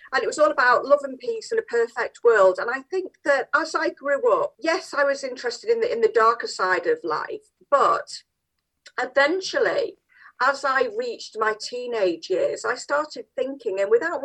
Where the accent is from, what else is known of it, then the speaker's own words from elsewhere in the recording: Manchester, North West England, United Kingdom; I'm quite proud to be born and bred in Manchester, South Manchester